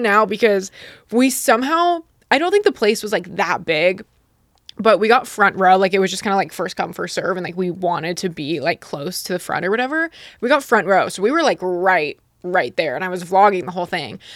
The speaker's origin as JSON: {"language": "English", "region": "Utah", "country": "United States", "tie": "born or raised there", "moved": "yes", "said": "I grew up in Utah"}